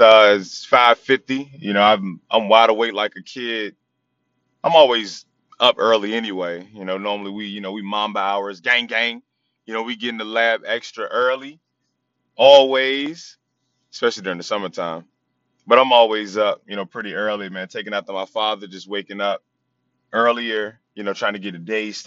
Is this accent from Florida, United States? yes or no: no; Chesapeake, Virginia, United States; moved away; also born or lived in Norfolk, Virginia; Ended up moving to Chesapeake with my dad and finishing up, middle school and high school, over in Chesapeake.